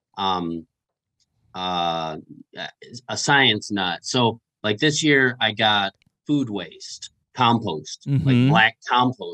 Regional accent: Michigan, United States; now in Iowa, United States; I'm from Michigan

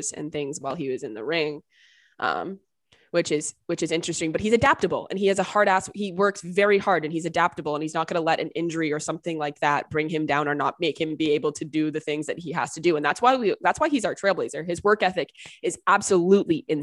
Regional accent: East Coast, United States; now in California, United States

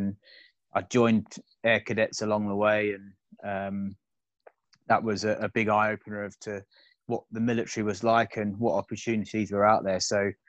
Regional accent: Croydon, London, United Kingdom; also born or lived in Germany; moved back to the UK and to Croydon. Grew up in Croydon, obviously did all my school in there. Secondary school down the road in Purley at John Fisher.

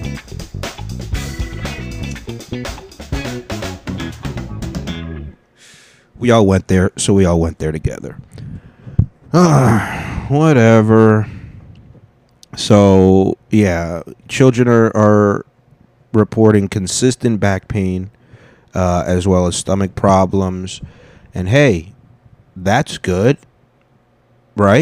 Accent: United States; I'm American, okay? I'm a dark-skinned American

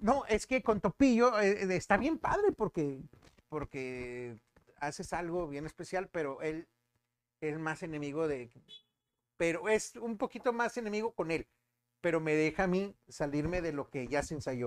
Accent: Monterrey, Nuevo León, Mexico; Soy regio 100%, soy de mero Monterrey

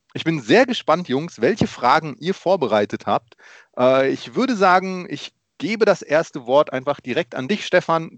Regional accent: Germany; also born or lived in Poland; ich bin geboren in Polen und ähm, danach, äh, nach meinem ersten Geburtstag, sind meine Eltern nach Deutschland gekommen

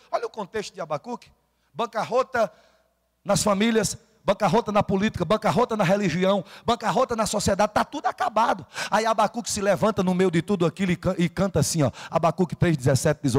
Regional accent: Rio Grande do Norte, Brazil; Na minha terra, no Rio Grande do Norte, chama canoa.

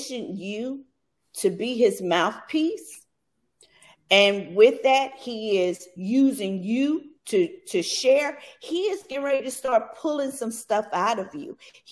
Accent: Bastrop, Louisiana, United States; I grew up in Bastrop, Louisiana.

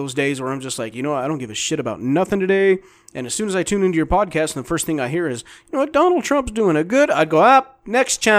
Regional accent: San Carlos Lake, Arizona, United States; I grew up on San Carlos Lake. Loved it. I mean, it's a gorgeous lake. It has some of the best fishing in the state of Arizona

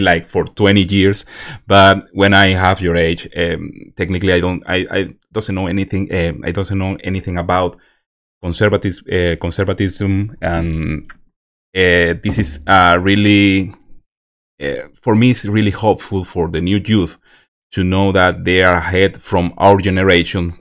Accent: Venezuela; English is a second language; moved away; I'm from Venezuela

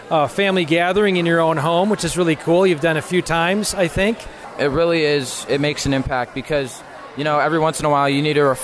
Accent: Sylvania, Ohio, United States; I'm from Sylvania, Ohio.

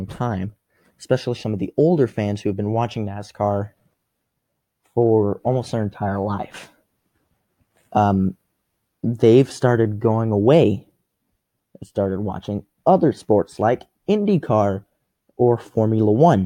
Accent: Las Vegas, Nevada, United States; my hometown anymore, which is Las Vegas.

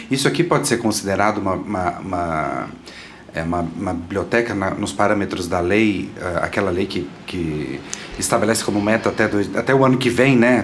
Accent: Goiânia, Goiás, Brazil; eu sou de Goiânia, né? Uhum. E eu uhum. morava perto do campus da universidade. Então eu frequentava muito a biblioteca da universidade desde criança

